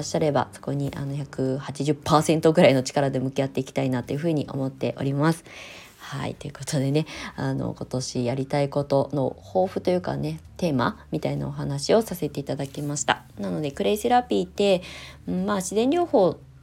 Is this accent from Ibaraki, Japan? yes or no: yes; hometown with the Nichido Museum of Art, Ibaraki, Japan; moved away as an adult; そういうところで生まれ育った